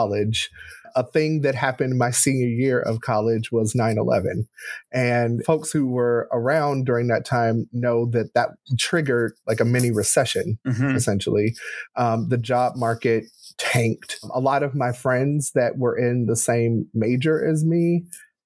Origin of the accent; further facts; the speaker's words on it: Gary, Indiana, United States; I grew up in Gary, Indiana